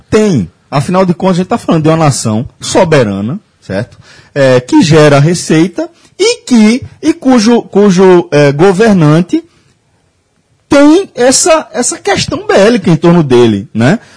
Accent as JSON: {"language": "Portuguese", "country": "Brazil", "said": "Sou brasileiro, pelo amor de Deus."}